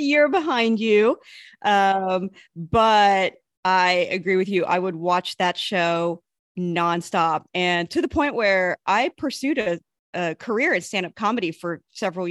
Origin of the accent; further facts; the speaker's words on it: Midwest, United States; I grew up in the Midwest where I went to school with the same kids from basically kindergarten to high school